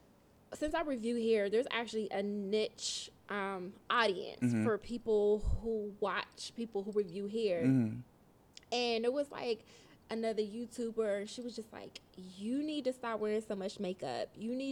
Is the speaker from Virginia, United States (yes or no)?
no; Pittsburgh, Pennsylvania, United States; also born or lived in Reading; No, so I was born in Reading, Pennsylvania, which is a little outside of Philly.